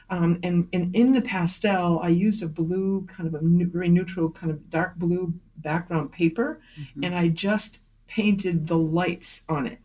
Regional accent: Millers Falls, Massachusetts, United States; now in Northampton, New Hampshire; I grew up in Western Massachusetts in a small town called Miller's Falls

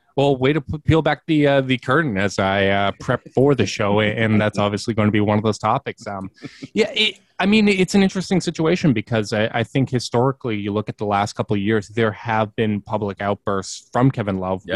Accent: Winnipeg, Manitoba, Canada; I'm from Winnipeg, uh, born and raised.

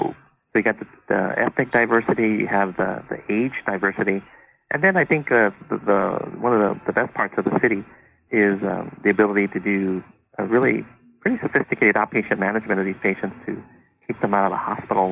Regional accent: Huntington Park, California, United States; I sort of born and raised in Southern California, in an area in the city called Huntington Park. Sort of born and raised and educated in the local community

